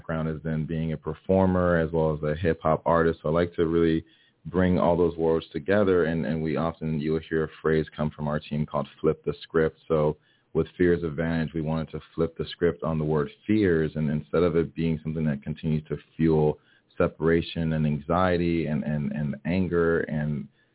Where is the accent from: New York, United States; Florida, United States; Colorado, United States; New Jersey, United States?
Florida, United States; Miami; English is a second language; growing up in Miami, Florida, where we have a pretty diverse community. My family's from Haiti, so I was born and raised here in Miami.